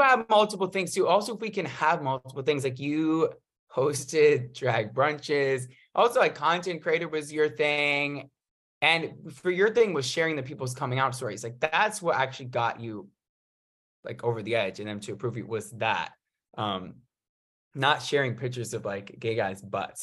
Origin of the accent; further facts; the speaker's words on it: New York, United States; moved away as an adult; now in Los Angeles, United States; I live in L A, from New York, came out here for college